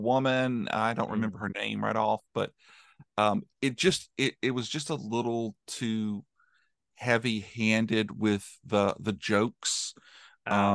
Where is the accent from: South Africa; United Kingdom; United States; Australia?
United States; an American